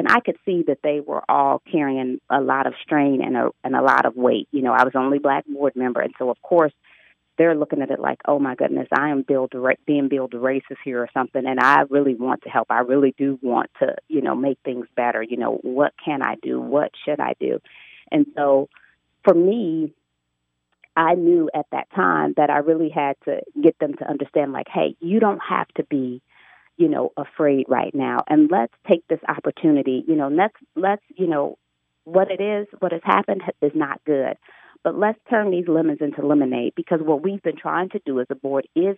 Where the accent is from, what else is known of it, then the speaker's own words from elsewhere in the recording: Gary, Indiana, United States; now in Indianapolis, United States; I'm not native to Indianapolis. I've been here a long time, but I grew up in Gary